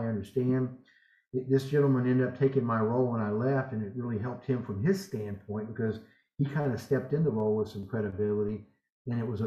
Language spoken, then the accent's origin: English; Southern United States, United States; accent: Southern American English; I'm an American. The Europeans feel like I don't even speak English. They feel like I spoke broken Southern American English